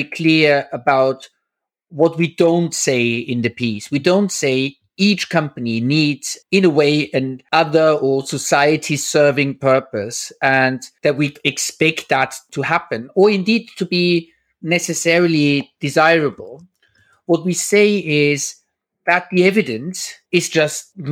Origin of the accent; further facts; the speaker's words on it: Austria; moved away; I'm originally from Austria